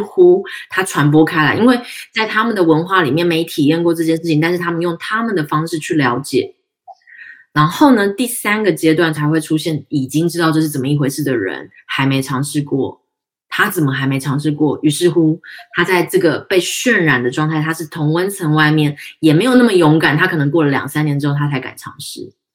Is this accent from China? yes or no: no; Tainan, Taiwan; 因为我们台南人嘛